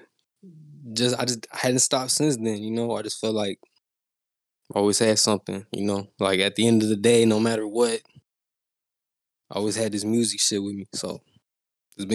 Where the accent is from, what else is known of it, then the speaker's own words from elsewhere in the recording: Houston, Texas, United States; I'm from Houston